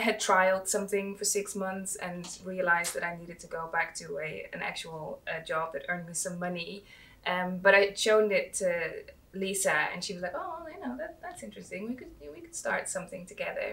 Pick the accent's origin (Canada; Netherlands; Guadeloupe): Netherlands; moved away as an adult; now in United Kingdom; I think we are both not from the UK. So I'm from the Netherlands